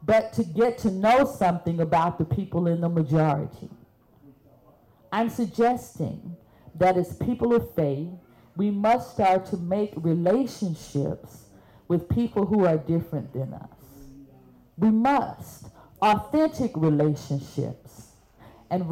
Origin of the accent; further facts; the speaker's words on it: Birmingham, Alabama, United States; I'm from Birmingham.